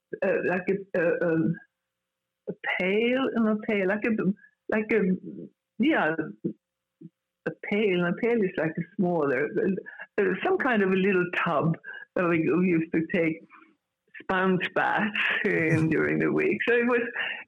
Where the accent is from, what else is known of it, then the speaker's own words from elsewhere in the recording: Gävle, Gävleborg County, Sweden; English is a second language; moved away as an adult; also born or lived in Stockholm, Sweden; now in Los Angeles, United States; I grew up in the city where I grew up in. It's called Gävle